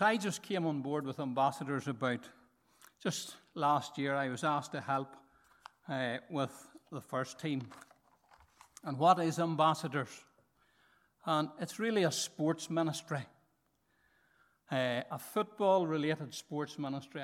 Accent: Markethill, Northern Ireland, United Kingdom; I'm from Market Hill

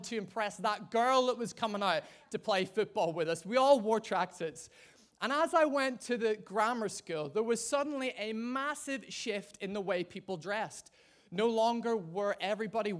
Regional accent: Ireland; being an Irishman

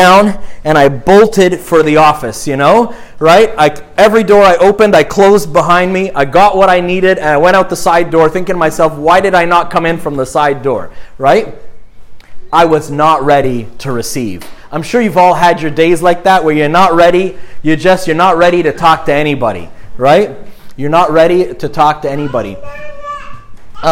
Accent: Montreal, Quebec, Canada; I grew up in Montreal

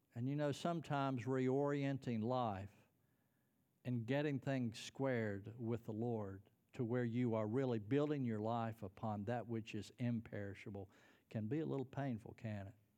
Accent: United States; I'm a Christian. I'm an American.

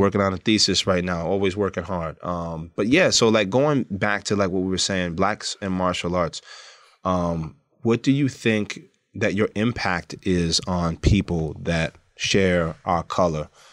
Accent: New York City, New York, United States; I grew up in Brooklyn

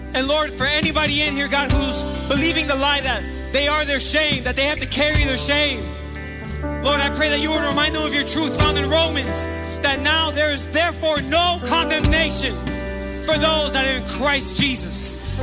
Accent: Miami, Florida, United States; moved away as an adult; also born or lived in Charlotte, North Carolina; I was born and raised here in Miami, Florida, raised in Miami Gardens and lived here my entire life

